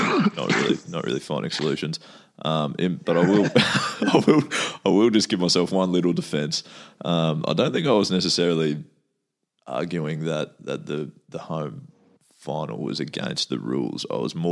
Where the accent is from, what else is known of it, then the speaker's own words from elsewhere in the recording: Australia; we're Australian